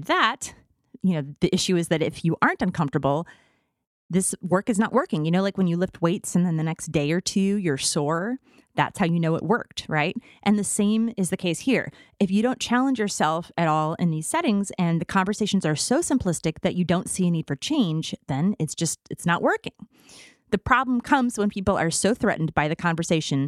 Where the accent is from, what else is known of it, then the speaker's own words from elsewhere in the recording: Midwest, United States; I'm from the Midwest